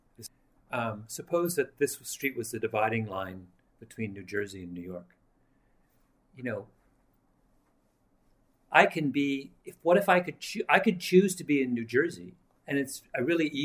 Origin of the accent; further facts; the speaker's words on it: Canada; moved away as an adult; also born or lived in England; now in United States; I was born in England, immigrated to Canada as a child, became a Canadian citizen, moved to America